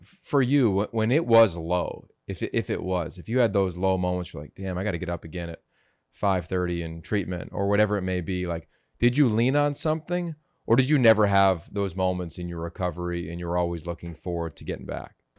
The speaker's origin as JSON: {"language": "English", "region": "Pennsylvania", "country": "United States", "tie": "born or raised there", "said": "I grew up in Pennsylvania"}